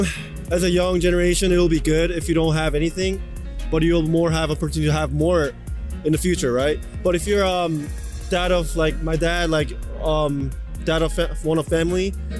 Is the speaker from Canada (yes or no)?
no; South Korea; born there; I'm actually from... I was born in Korea, and I don't really know this man.